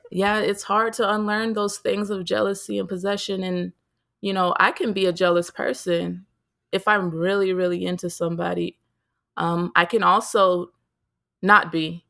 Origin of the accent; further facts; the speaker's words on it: United States; growing up as an American